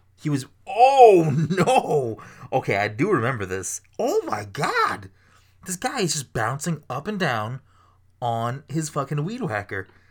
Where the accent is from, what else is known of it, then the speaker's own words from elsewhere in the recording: Ireland; I'm Irish